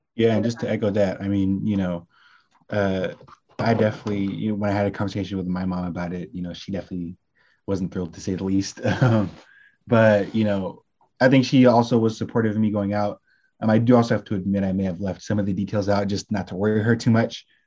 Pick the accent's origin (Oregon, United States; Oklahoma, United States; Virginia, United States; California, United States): California, United States; Bay Area; now in Washington, D.C., United States; I'm a 22 year old senior legal communications major from Bay Area, California